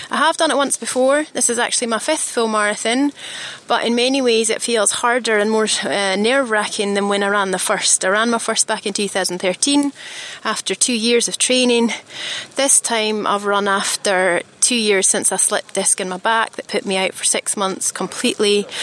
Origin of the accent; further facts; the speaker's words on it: Scotland, United Kingdom; accent: Scottish; that also explains why my accent has gone spectacularly Scottish. I don't actually speak like this in real life, but when my parents are around, I revert to my old uh, my old accent.